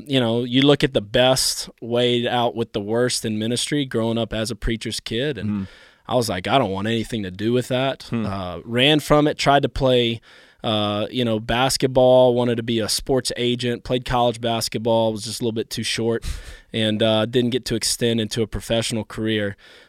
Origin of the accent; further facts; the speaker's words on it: New Orleans, Louisiana, United States; born there; also born or lived in Carolinas; My parents moved from South Africa to America, and I was born in New Orleans, Louisiana, as my dad came here for seminary.